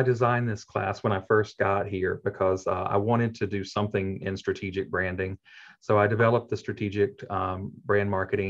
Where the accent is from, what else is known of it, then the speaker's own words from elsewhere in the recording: Jackson, Mississippi, United States; I am. I'm from Jackson.